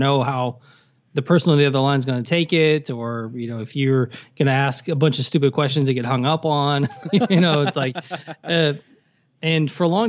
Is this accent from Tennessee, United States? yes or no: yes; Tennessee, United States; I grew up in Tennessee